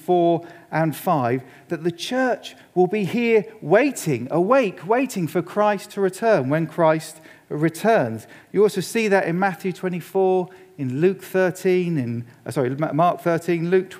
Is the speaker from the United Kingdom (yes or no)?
yes; England, United Kingdom; as an Englishman